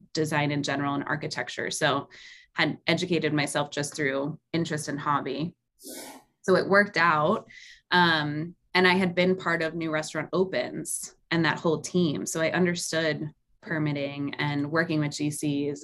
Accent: New York, United States; moved away; I grew up in New York for a lot of my life

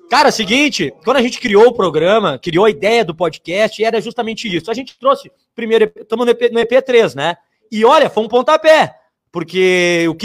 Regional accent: Rio Grande do Sul, Brazil; Tipo, eu sou de Porto Alegre, minha família é de Alvorada, né? Minha família é de Alvorada, sou de Alvorada

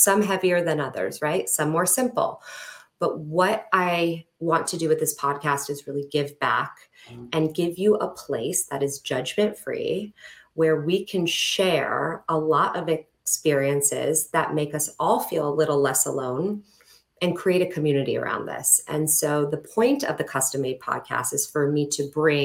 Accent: a suburb outside of Los Angeles, California, United States; moved away; also born or lived in Arizona; I grew up in California in a suburb outside

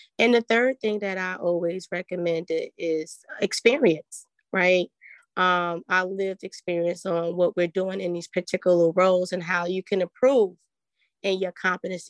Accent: New Jersey, United States; I'm from New Jersey

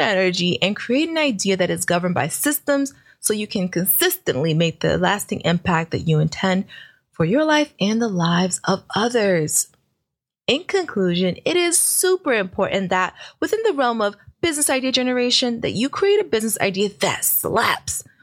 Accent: New York City, New York, United States; I'm from Brooklyn

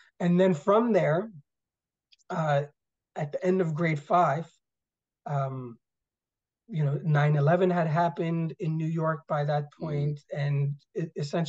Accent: Iskenderun, Hatay, Turkey; born there; So I was born in Turkey, so Iskenderun, Turkey, which actually last, you know, a couple of months ago was really impacted by the earthquake there.

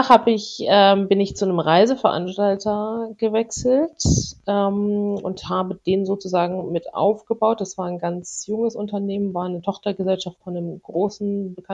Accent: Hesse, Germany; ich komme aber ursprünglich aus der Nähe von Frankfurt. Ich bin da aufgewachsen.

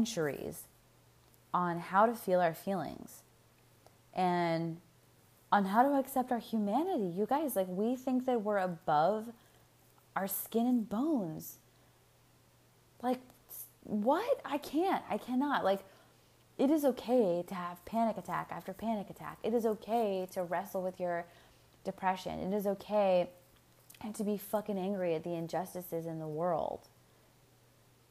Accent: United States; I'm speaking as an American, we as Americans

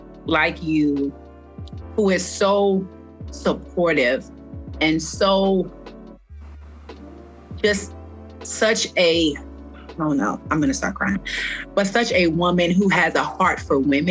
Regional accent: Louisiana, United States; moved away; I came from a small town in Louisiana

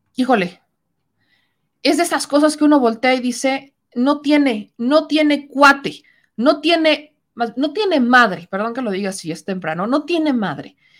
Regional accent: Puebla, Mexico; como poblana

